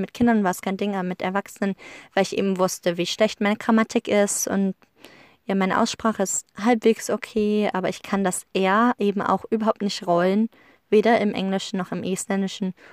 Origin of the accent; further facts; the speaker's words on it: Germany; wir Deutschen